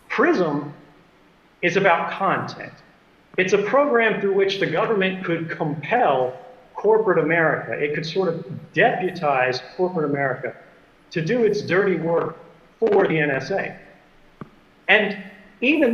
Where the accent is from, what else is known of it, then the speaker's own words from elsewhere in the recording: United States; I'm an American and I'm a citizen, just like everyone else